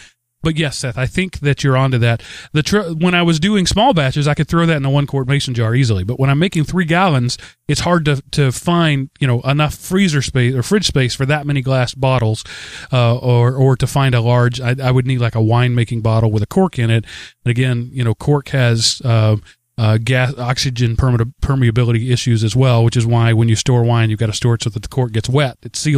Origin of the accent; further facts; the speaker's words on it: Denmark; I come from Denmark.